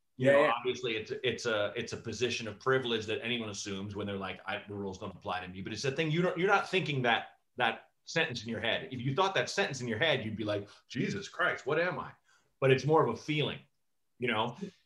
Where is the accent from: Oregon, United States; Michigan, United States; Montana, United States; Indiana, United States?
Oregon, United States; Portland; Portland, Oregon.